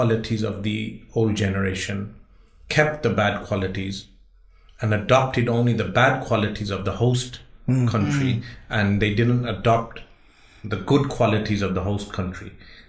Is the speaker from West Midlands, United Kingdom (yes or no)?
yes; Birmingham, West Midlands, United Kingdom; born and raised in Birmingham.